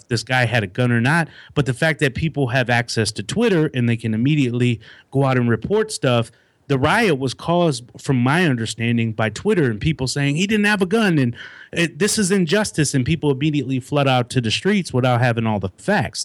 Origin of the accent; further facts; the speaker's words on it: Milwaukee, Wisconsin, United States; moved away as an adult; now in Raleigh, United States; I grew up, born and raised in Milwaukee, Wisconsin